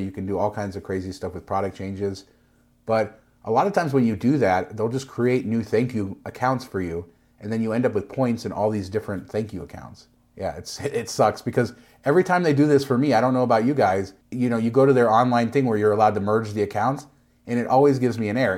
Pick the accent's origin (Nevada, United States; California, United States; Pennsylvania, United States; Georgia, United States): Nevada, United States; I'm from Nevada.